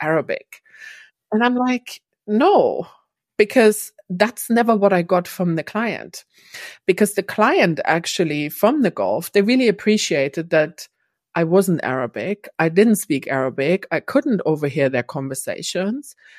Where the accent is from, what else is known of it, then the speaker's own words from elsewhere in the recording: East Germany, Germany; moved away as an adult; now in London, United Kingdom; I grew up in East Germany.